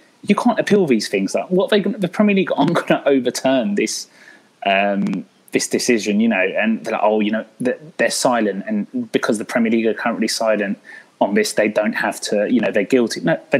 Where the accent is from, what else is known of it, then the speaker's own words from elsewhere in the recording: Newcastle, North East England, United Kingdom; Looking back when we were growing up in Newcastle